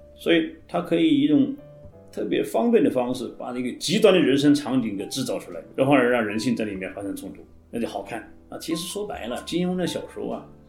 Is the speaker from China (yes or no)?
yes; China; 我们中国人